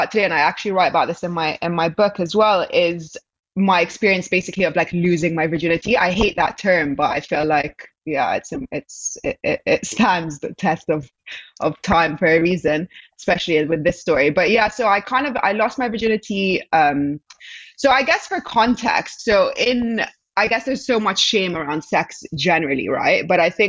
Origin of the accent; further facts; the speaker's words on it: Egypt; So I'm from Egypt, obviously, and I have lived here in the past just briefly for a year when I was 12.